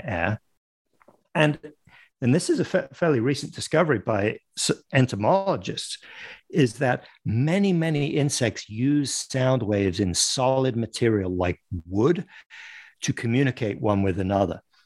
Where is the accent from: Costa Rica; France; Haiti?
France; Paris, Île-de-France; moved away as an adult; also born or lived in London, United Kingdom; now in United States; I live in the United States, but I I grew up in France and in in and around Paris. I was born in London